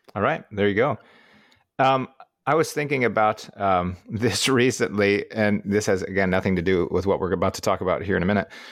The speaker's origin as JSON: {"language": "English", "region": "Midwest", "country": "United States", "said": "as a Midwesterner"}